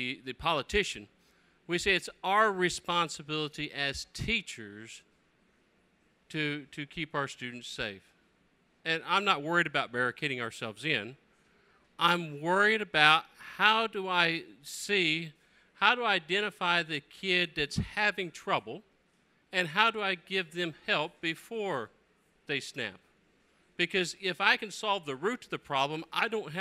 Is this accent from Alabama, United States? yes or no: yes; Alabama, United States; in my hometown of Alabama